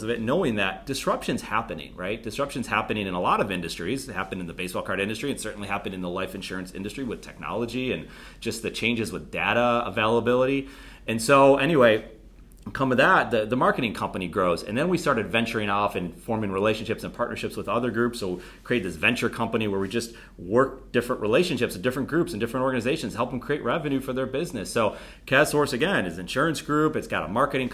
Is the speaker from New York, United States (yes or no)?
yes; Buffalo, New York, United States; moved away as an adult; also born or lived in Charleston, South Carolina / Charlotte, North Carolina; I'm again from Buffalo, New York